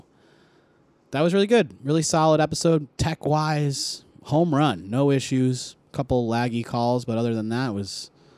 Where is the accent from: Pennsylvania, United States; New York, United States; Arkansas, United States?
Pennsylvania, United States; Philadelphia; I'm from Philly. I'm a fan.